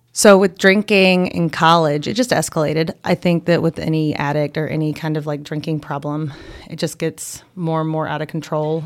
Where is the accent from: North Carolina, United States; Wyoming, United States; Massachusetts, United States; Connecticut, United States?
North Carolina, United States; Boone; I grew up here in Boone